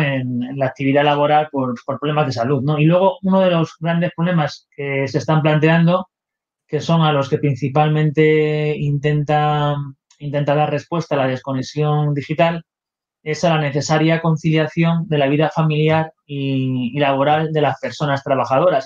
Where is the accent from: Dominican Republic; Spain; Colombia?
Spain; aquí en mi país